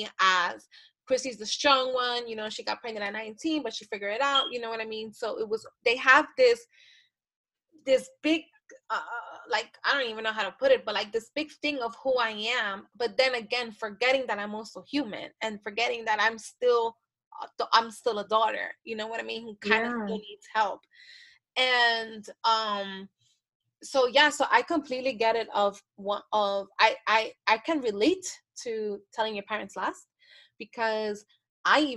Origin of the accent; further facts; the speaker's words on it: the Bronx and Yonkers, New York, United States; I grew up in the Bronx in Yonkers